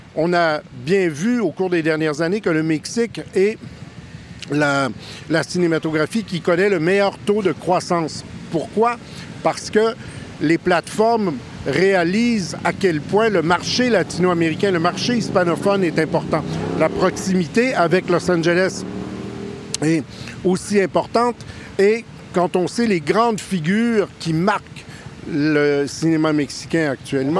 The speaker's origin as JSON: {"language": "French", "country": "Canada", "said": "je suis Canadien, ça s'entend"}